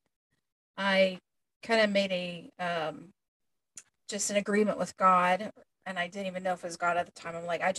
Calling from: Ohio, United States; Ohio, Central Ohio.

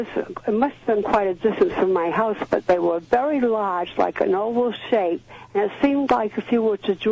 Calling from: Dartmouth, Massachusetts, United States; from Dartmouth.

